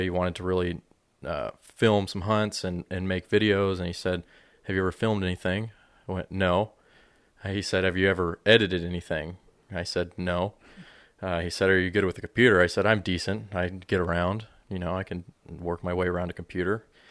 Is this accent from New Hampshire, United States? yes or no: no; Monument, Colorado, United States; moved away as an adult; now in Lodi, United States; I grew up in, uh, Colorado, just north of Colorado Springs, if anybody's familiar with that, in the town of Monument